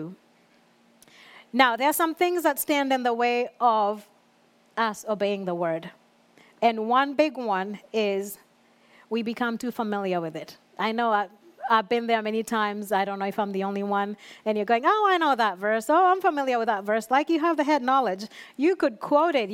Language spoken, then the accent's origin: English; Kenya; moved away; growing up in Kenya, I was still in youth